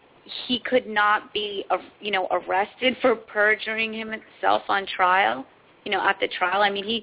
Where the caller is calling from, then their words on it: Santa Barbara, California, United States; I'm calling from Santa Barbara.